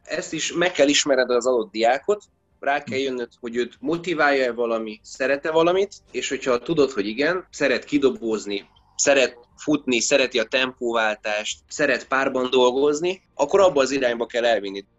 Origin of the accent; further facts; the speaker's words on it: Esztergom, Komárom-Esztergom, Hungary; born or raised there